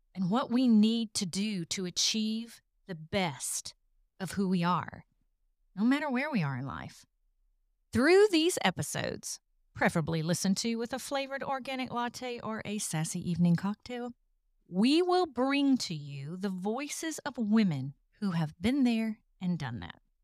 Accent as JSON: {"language": "English", "region": "the South", "country": "United States", "accent": "Southern", "said": "if you haven't figured it out from the accent, I'm from the South. I still live in the South"}